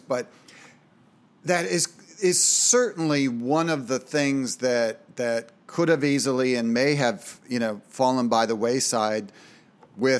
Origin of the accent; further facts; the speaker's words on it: Minnesota, United States; Everybody I knew growing up in Minnesota had a lake cabin with boats